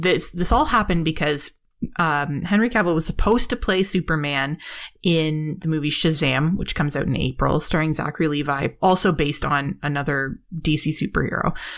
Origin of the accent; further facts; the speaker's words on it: Canada; I am Canadian